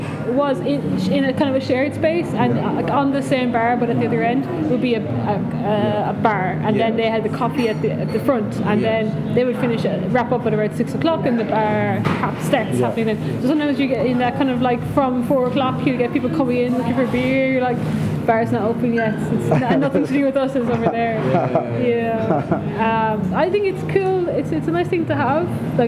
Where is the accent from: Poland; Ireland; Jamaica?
Ireland; now in Kyoto, Japan; Ireland is mainly, you know, the cafes that are well known or established as cafes, a place to drink good coffee, are all specialty coffee.